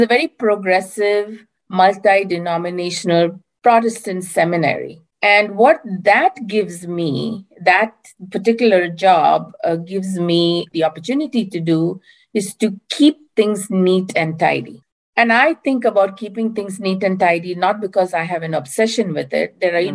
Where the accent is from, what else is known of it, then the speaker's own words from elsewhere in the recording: India; moved away as an adult; now in Berkeley, United States; I currently live near Berkeley, California, in the United States, but I'm originally from India